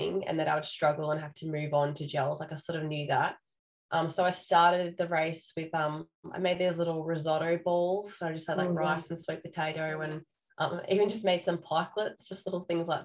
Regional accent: Wollongong, New South Wales, Australia; I'm from Wollongong

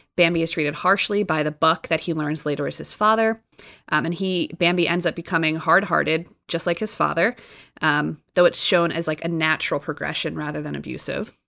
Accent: New Jersey, United States; moved away; I'm from Jersey

